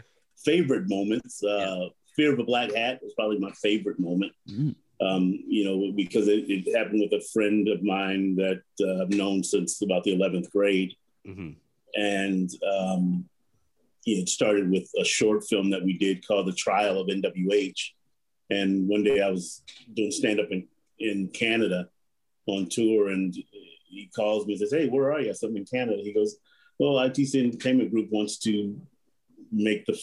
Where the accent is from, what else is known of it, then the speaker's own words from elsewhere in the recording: Compton, California, United States; I grew up in Compton, California, which is known for being pretty tough.